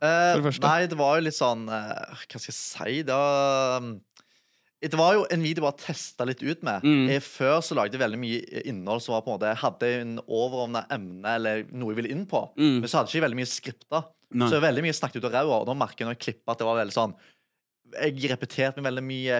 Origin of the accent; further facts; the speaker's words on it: Sandnes, Rogaland, Norway; 25 år, jeg kommer fra Sandnes